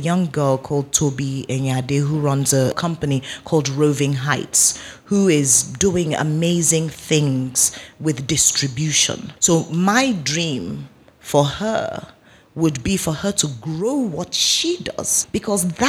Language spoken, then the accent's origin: English; Nigeria; I'm Nigerian